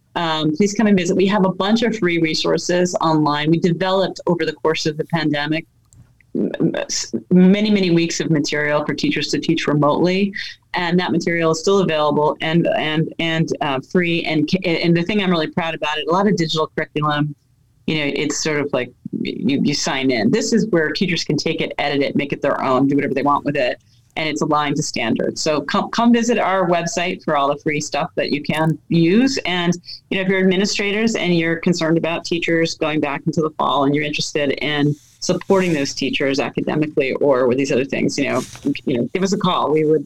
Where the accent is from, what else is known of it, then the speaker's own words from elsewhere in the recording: New York City, New York, United States; born there; We moved around a lot. I was born in the Bronx.